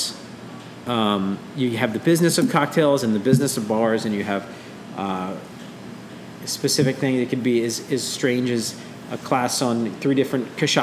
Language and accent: English; New Orleans, Louisiana, United States; I'm from New Orleans, really, really deep roots in the city